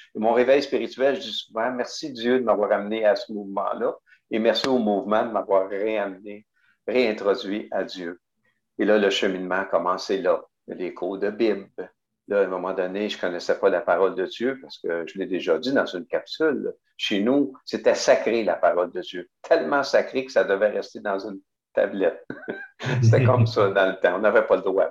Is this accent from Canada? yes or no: yes; Montreal, Quebec, Canada; also born or lived in Rimouski / Témiscouata-sur-le-Lac (Cabano); je suis arrivé en 1956 à Pointe-aux-Trembles, dans l'est de Montréal. Donc, je n'ai pas tellement connu euh, sur le lac, à part qu'on y, allait l'été, là. mais j'ai passé plus mon temps à Pointe-aux-Trembles.